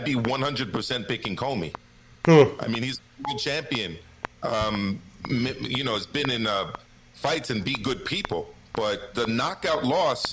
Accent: New York City, New York, United States; he's also based out of the Bronx, New York, just like me

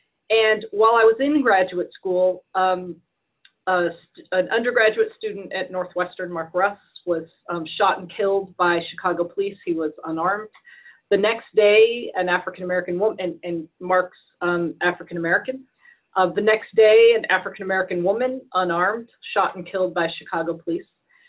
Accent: Edinburgh, Scotland, United Kingdom; born there; moved away; also born or lived in Victoria, Texas, United States; I was born in Edinburgh, Scotland.

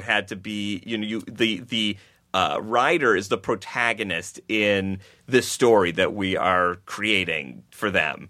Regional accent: Buffalo, New York, United States; I grew up in Buffalo, New York

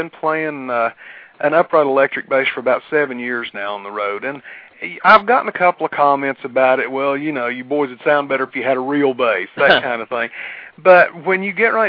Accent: near Big Stone Gap, Virginia, United States; Big Stone Gap, Virginia

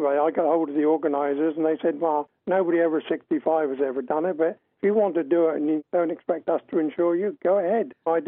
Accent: Southampton, South East England, United Kingdom; I'm born and bred in Southampton, but I live about 11 miles outside now

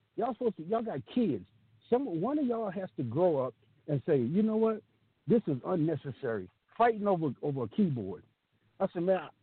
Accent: the South, United States; I grew up in the South

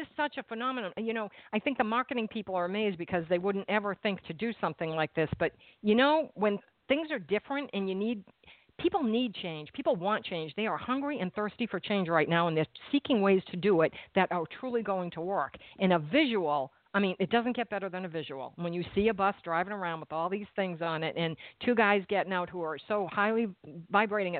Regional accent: Massachusetts, United States; now in New Jersey, United States; I'm from Massachusetts

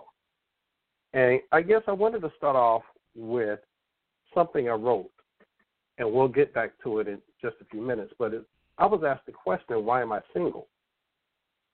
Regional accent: Raleigh, North Carolina, United States; I'm from Raleigh, North Carolina

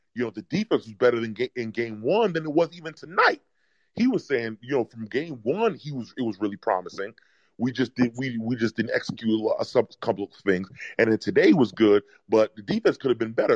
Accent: New York, United States; I'm from New York

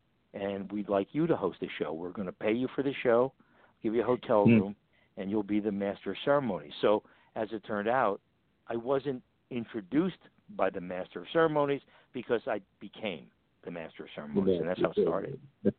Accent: Freehold, New Jersey, United States; I was from Freehold.

